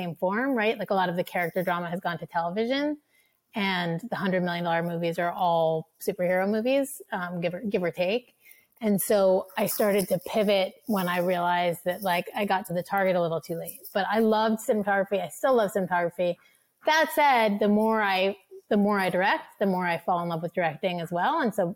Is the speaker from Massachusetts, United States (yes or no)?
yes; Cambridge, Massachusetts, United States; I grew up in Cambridge and I had, spent my childhood going to the big marquee blockbuster theaters.